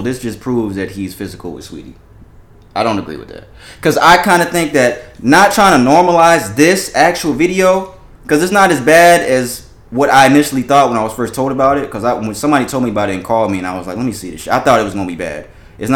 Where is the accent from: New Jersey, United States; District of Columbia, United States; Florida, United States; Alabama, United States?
Florida, United States; because I'm from down south, I'm originally from Florida